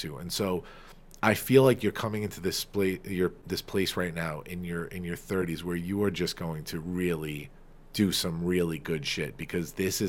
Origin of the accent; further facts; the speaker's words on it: Farmingdale, New York, United States; accent: Long Island; my hometown of Farmingdale